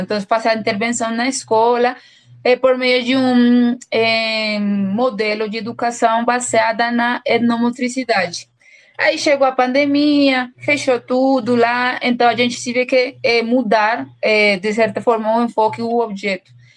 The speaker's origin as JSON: {"language": "Portuguese", "region": "Bogotá", "country": "Colombia", "second_language": "Portuguese", "said": "eu sou colombiana, eu venho de uma cidade chamada Bogotá, que é a capital da, da Colômbia"}